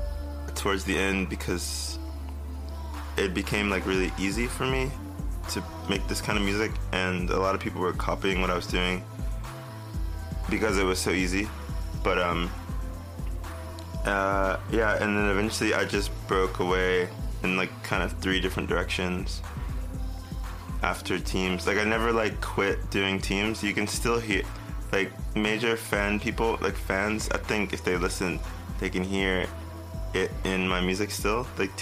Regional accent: Miami, Florida, United States; born there; also born or lived in Tennessee; I was born in Miami, Florida. A lot of people don't know that. Like, in Fort Lauderdale area. But I moved to Tennessee for a while.

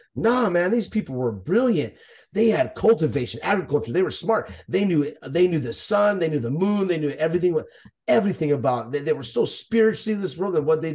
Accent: Texas, United States; We're from Texas, bro.

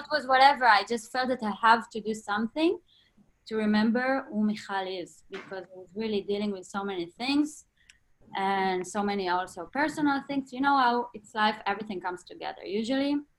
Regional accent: Northern District, Israel; moved away; I was born and raised in Israel, in the north of Israel, in a small town

